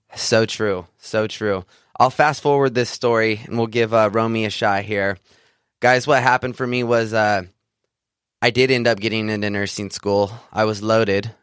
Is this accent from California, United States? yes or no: yes; Central California, United States; I grew up in Central California, a small farming community outside of the Sequoia National Park